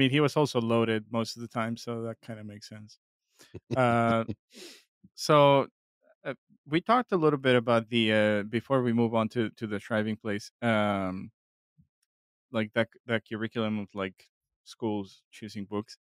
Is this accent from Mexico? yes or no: yes; Mexico; moved away; growing up in Mexico